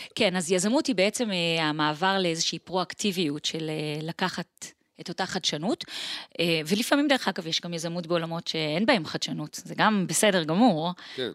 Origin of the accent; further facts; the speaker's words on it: Israel; also born or lived in Switzerland / Tel Aviv, Israel; אני נולדתי וגדלתי אה, פה בארץ